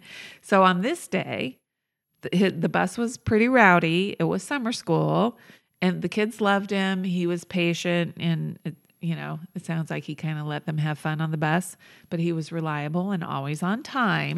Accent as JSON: {"language": "English", "area": "near Whittier", "region": "California", "country": "United States", "tie": "born or raised there", "said": "Born very near my hometown."}